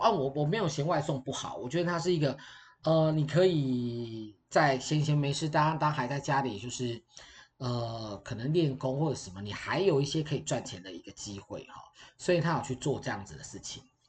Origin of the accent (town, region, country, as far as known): Taiwan